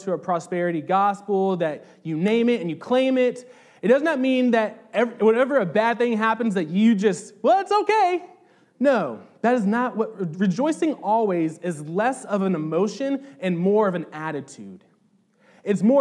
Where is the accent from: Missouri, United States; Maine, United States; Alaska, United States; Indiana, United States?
Indiana, United States; Southern; I'm from Southern Indiana